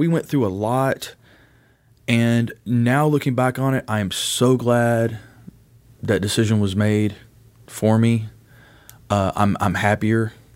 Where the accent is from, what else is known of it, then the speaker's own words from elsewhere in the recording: Owensboro, Kentucky, United States; also born or lived in Utica, Kentucky; originally born and raised in Owensboro, Kentucky